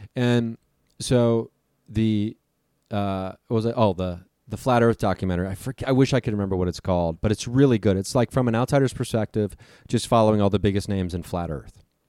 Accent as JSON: {"language": "English", "town": "Dayton", "region": "Ohio", "country": "United States", "tie": "born or raised there", "also_born_or_lived": "California", "moved": "as an adult", "said": "Dayton, Ohio, my hometown"}